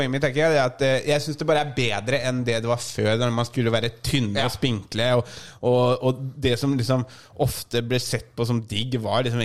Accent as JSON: {"language": "Norwegian", "town": "Mjøndalen", "region": "Buskerud", "country": "Norway", "said": "Det er der vi kommer fra. Mjøndalen, Hoksrud!"}